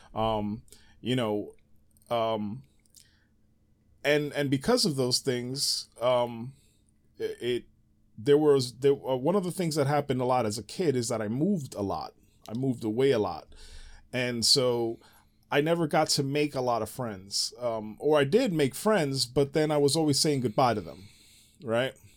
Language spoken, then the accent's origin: English; New York City, New York, United States; moved away; growing up in the Bronx